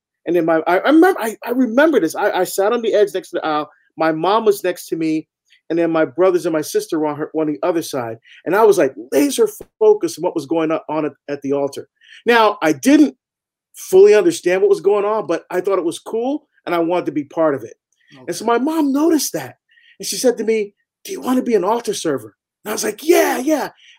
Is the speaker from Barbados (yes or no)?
yes; Barbados; now in United States; I'm actually from Barbados. I was born in Barbados in the West Indies, and my family are first generation to come to the United States.